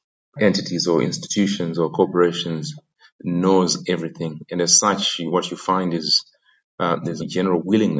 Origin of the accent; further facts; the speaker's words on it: Zimbabwe; moved away as an adult; also born or lived in Oxford / New York / London; Born and bred in Zim